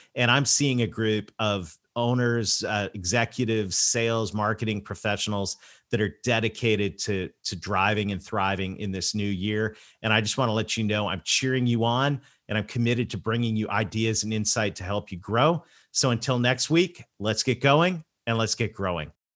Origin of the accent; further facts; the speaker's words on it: Canada; I'm Canadian